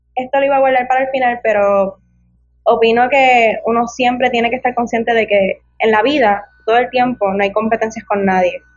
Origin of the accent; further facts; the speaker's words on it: Ponce, Puerto Rico; yo tengo 23 años y soy natural del pueblo de La Quenepa, de Ponce